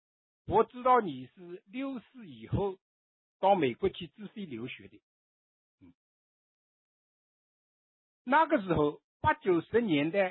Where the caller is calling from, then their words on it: Nanjing, Jiangsu, China; 呃，南京啊。